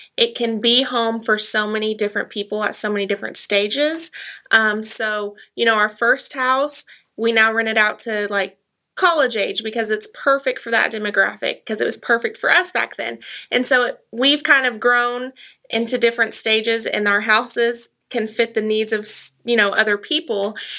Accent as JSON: {"language": "English", "town": "Tahlequah", "region": "Oklahoma", "country": "United States", "tie": "born or raised there", "also_born_or_lived": "Keys, Oklahoma / Woodall, Oklahoma", "said": "I've always lived in Cherokee County. Of course, Tahlequah is the biggest of that area, so I say I'm from Tahlequah, but I've lived in Keys, Woodall, you know, the smaller. Hobart. That's where a lot of my family's from"}